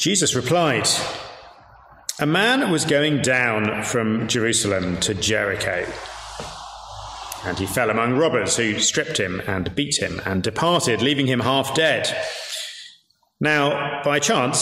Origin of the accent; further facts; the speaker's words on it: York, Yorkshire and the Humber, United Kingdom; I'm from York, much rougher than Leeds